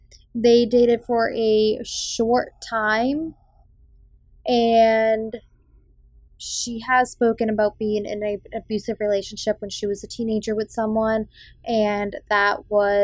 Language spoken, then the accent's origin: English; Massachusetts, United States; accent: Boston; I just worked very, very hard to get rid of my Boston accent. And it does still come out time to time.